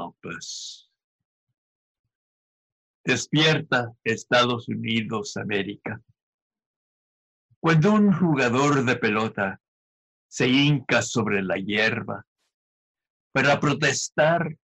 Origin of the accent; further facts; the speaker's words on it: El Paso, Texas, United States; also born or lived in Ciudad Juárez, Chihuahua, Mexico; now in Berkeley, United States; I was born and raised in El Paso, Texas, Juarez, Chihuahua, Twin City